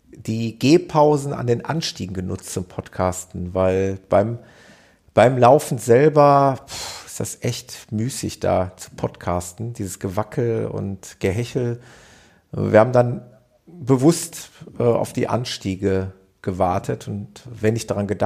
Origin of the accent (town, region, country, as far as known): North Rhine-Westphalia, Germany